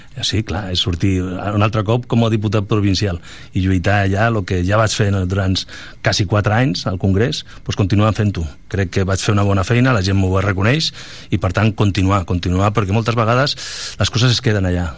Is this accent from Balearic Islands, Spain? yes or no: yes; Balearic Islands, Spain; moved away; Jo vinc d'allà, de les Balears